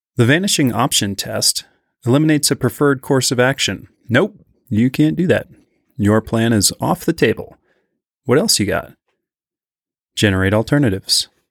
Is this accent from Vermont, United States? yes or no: yes; Vermont, United States; I'm from Vermont